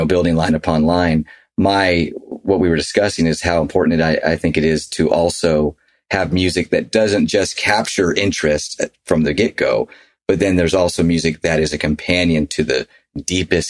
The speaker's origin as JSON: {"language": "English", "town": "Nashville", "region": "Tennessee", "country": "United States", "tie": "born or raised there", "moved": "yes", "lives_now": "Utah, United States", "said": "we grew up in Nashville where, you know, it was just different than Utah for sure, which is where we live now"}